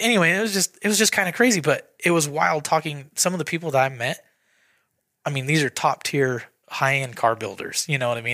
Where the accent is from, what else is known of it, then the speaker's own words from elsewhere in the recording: Idaho, United States; we're just from Idaho